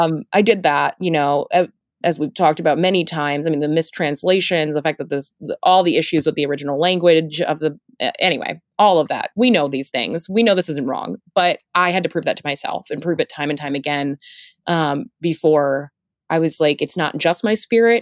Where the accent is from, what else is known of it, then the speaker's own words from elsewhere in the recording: Florida, United States; I'm from Florida